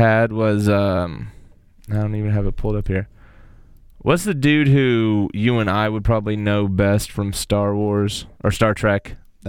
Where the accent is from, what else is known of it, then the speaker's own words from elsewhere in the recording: Kansas, United States; we're from Kansas